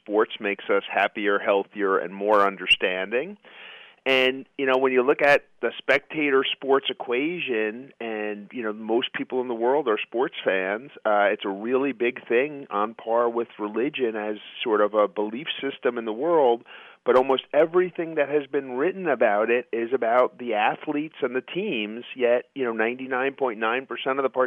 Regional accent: New York City, New York, United States; I grew up in Queens, New York, as a Mets fan

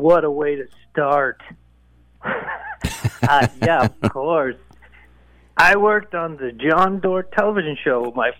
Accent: Oakville, Ontario, Canada; also born or lived in Toronto; I was born and raised in Oakville, Ontario, and now I live out in a small town in the middle of Ontario, so... Yeah, and I spent some time in Toronto, too.

